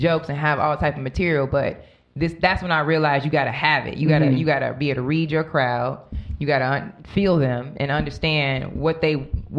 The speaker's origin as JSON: {"language": "English", "town": "Homewood", "region": "Illinois", "country": "United States", "tie": "born or raised there", "said": "I grew up in the suburbs in Chicago. I grew up in Homewood, Flossmoor, Hazelcrest area."}